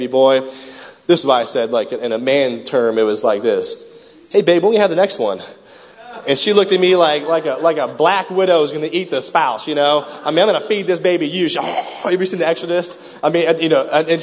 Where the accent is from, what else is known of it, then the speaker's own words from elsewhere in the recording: Raytown, Missouri, United States; I grew up in Raytown.